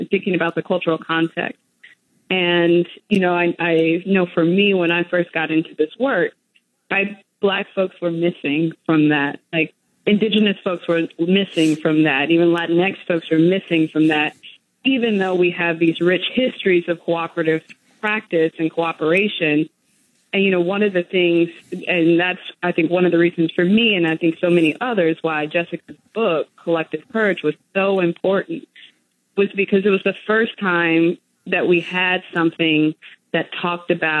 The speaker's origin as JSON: {"language": "English", "town": "Gary", "region": "Indiana", "country": "United States", "tie": "born or raised there", "said": "growing up in Gary, Indiana"}